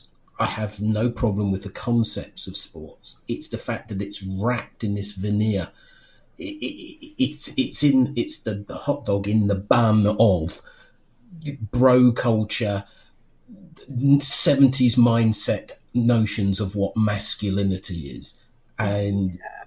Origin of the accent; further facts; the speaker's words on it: United Kingdom; I'm a man who's nearly 51. I'm British.